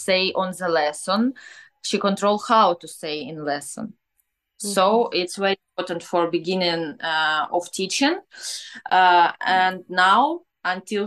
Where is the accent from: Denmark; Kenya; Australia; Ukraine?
Ukraine; born or raised there; English is a second language; now in Kyiv, Ukraine